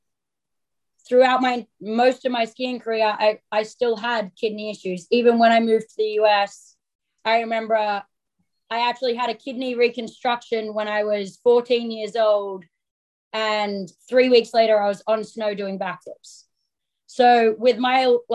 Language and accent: English; Sydney, New South Wales, Australia; moved away; also born or lived in Woodstock, Vermont, United States; I was born obviously in Australia.